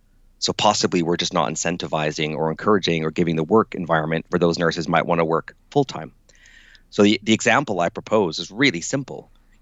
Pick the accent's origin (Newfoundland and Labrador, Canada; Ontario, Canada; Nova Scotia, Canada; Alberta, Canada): Alberta, Canada; Calgary; now in United Kingdom; Well, it's interesting because like I grew up in Calgary and I've lived in the UK now for 18 years.